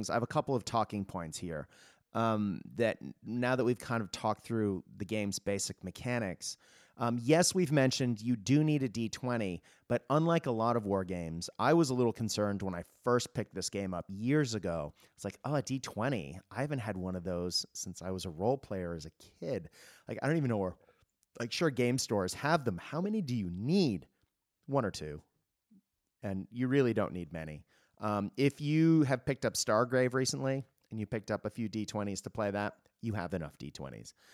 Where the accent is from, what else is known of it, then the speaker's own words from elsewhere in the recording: Japan; also born or lived in United States / Australia; Now, I am Australian. I, am a dual citizen. I uh, was born in the US, obviously, as the accent gives it away. Um, and I grew up in Japan